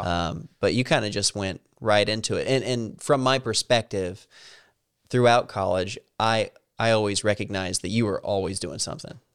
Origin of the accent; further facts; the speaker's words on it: Salem, Missouri, United States; moved away as an adult; now in Washington, D.C., United States; where I was in Salem, you know, it was really isolated